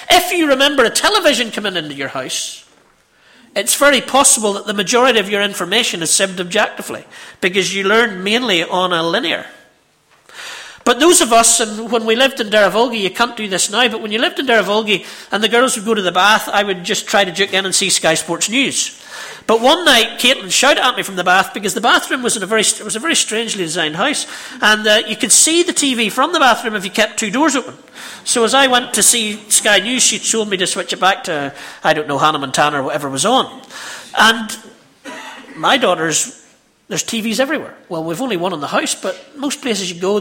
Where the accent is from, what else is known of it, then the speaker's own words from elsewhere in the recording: Ballymena, Northern Ireland, United Kingdom; I'm from Ballymena, you can tell